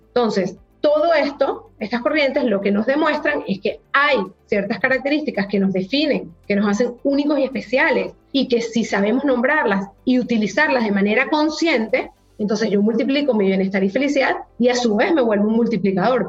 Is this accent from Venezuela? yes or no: yes; Venezuela; moved away as an adult; also born or lived in Hong Kong; yo a los 18 salí de Venezuela